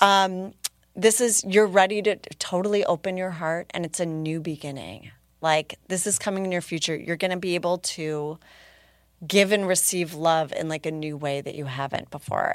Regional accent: Minneapolis, Minnesota, United States; my hometown

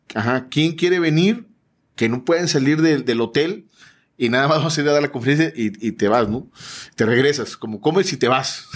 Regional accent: Tuxpan, Veracruz, Mexico; moved away; also born or lived in Coatzacoalcos, Veracruz; Yo no soy de Coaxacualcos, yo soy de Tuxpan, Veracruz

